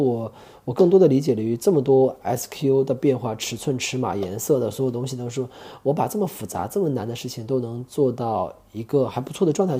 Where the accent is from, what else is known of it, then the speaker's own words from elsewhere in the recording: China; born there; 因为我觉得我们作为在中国这片土地上出生的孩子，我们从小的价值观的培养的养成是做不到那种程度去的。